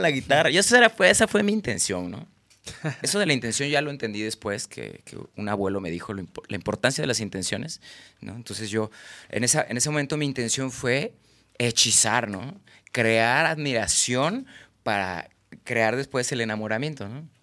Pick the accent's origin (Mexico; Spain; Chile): Mexico; Guadalajara, Jalisco; also born or lived in Villahermosa, Tabasco, Mexico; Yo nací en Villahermosa, Tabasco, registrado en Mérida y soy de Guadalajara